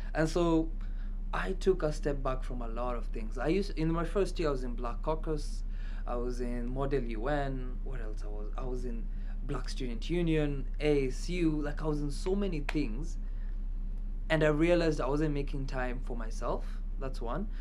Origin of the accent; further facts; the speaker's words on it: Kenya; moved away; i'm kenyan